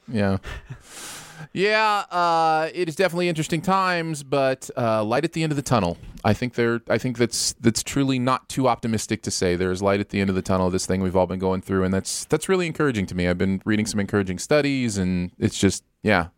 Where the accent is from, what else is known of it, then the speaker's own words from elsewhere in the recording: Michigan, United States; moved away; growing up in Michigan